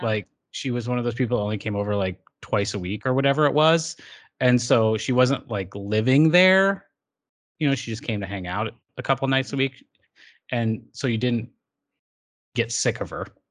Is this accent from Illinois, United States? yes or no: yes; Hamilton, Illinois, United States; also born or lived in Racine, Wisconsin; in racine wisconsin but i have spent the majority of my life since i was six years old in hamilton illinois